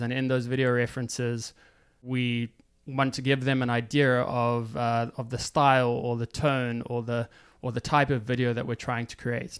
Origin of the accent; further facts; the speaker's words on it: Johannesburg, Gauteng, South Africa; moved away as an adult; also born or lived in Stellenbosch, South Africa / Cape Town, South Africa / New York, United States; now in United States; I grew up in Johannesburg. I went to school there. So I was in, in Johannesburg for the first eighteen years of my life.